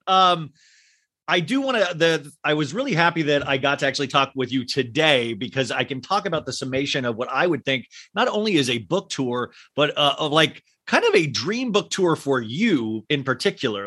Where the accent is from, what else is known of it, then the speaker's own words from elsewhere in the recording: Kansas, United States; I grew up in Kansas